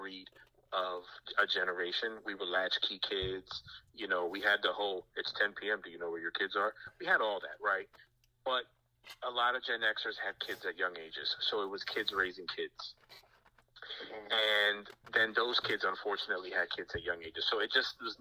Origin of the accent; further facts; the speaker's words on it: New York City, New York, United States; also born or lived in Dundalk, Maryland; now in Virginia, United States; me growing up in New York City